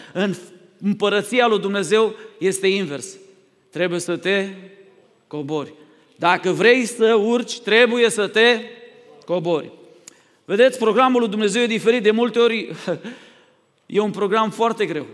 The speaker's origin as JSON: {"language": "Romanian", "country": "Romania", "said": "Noi, ca și români"}